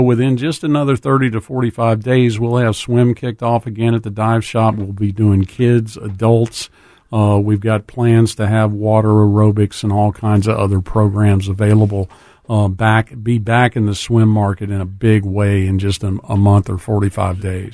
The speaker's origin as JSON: {"language": "English", "region": "South Louisiana", "country": "United States", "tie": "born or raised there", "moved": "yes", "lives_now": "Memphis, United States", "said": "I grew up in South Louisiana"}